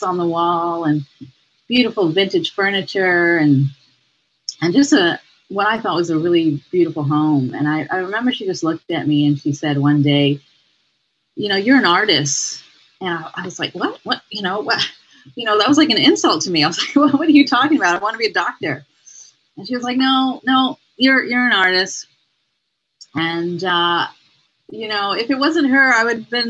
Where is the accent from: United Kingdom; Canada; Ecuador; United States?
Canada; Montreal, Quebec; now in Toronto, Canada; I grew up in Montreal